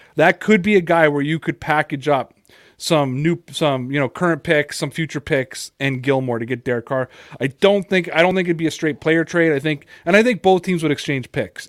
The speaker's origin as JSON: {"language": "English", "town": "Toronto", "region": "Ontario", "country": "Canada", "said": "I'm from Toronto."}